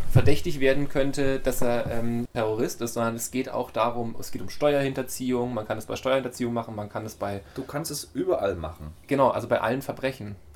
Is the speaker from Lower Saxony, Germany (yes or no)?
no; Bavaria, Germany; bei uns in Bayern